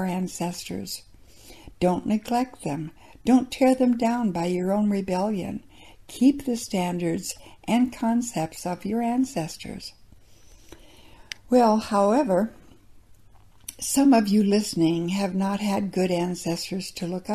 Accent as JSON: {"language": "English", "region": "South Dakota", "country": "United States", "tie": "born or raised there", "said": "Growing up in South Dakota"}